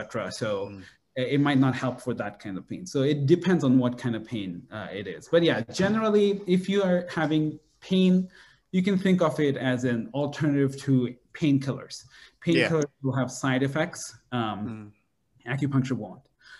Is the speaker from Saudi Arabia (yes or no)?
yes; Saudi Arabia; now in United States; And so I was born in Saudi Arabia. But my growth was very much around people from Bangladesh, my family. So I very much grew up as Bangladeshi.